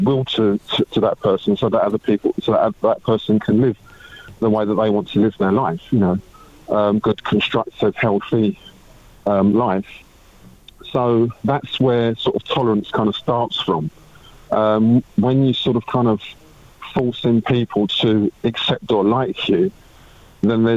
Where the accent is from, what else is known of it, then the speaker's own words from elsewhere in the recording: United Kingdom; I'm British